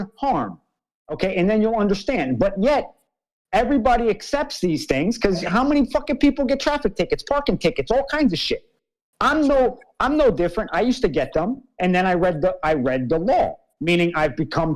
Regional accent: New York, United States; I was born in New York, so my nationality

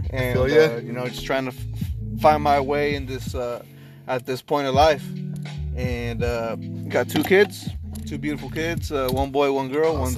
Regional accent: Orange County, California, United States; born and raised in Orange County, California.

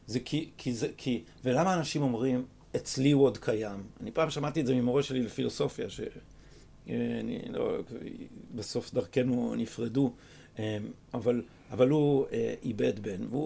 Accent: Jerusalem, Jerusalem District, Israel; אני בקריית מנחם. אבל אני שייך לחוגי אה, רחביה.

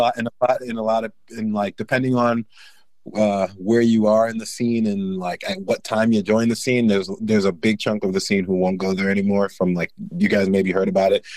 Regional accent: Englewood, New Jersey, United States; also born or lived in Brooklyn, New York; I'm, I'm from, uh, Inglewood, New Jersey. Born in Brooklyn

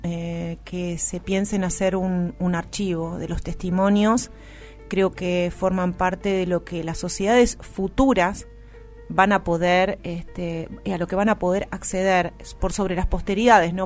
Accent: Argentina

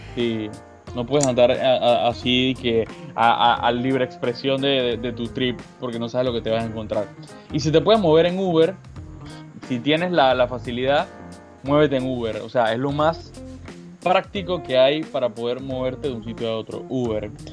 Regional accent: Panama; yo no soy irlandés, yo soy panameño.

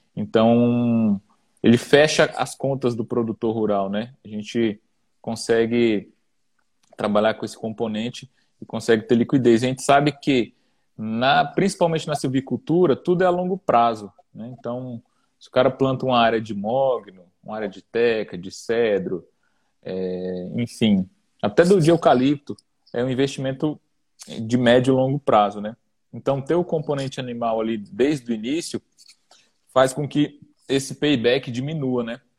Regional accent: Brasília, Federal District, Brazil; sou natural de Brasília

